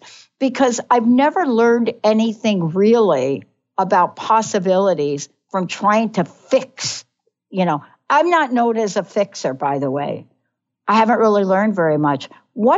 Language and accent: English; New York, United States; I'm from New York